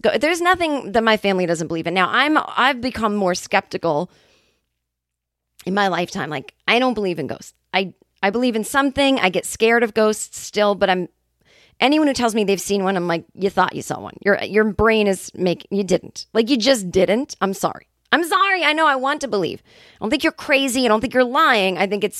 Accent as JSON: {"language": "English", "region": "California", "country": "United States", "said": "And I'm like, yeah, well, I mean, I'm from California."}